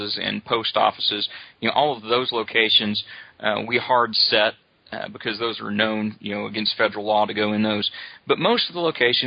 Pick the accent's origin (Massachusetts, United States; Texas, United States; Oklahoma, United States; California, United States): Oklahoma, United States; I grew up here in Oklahoma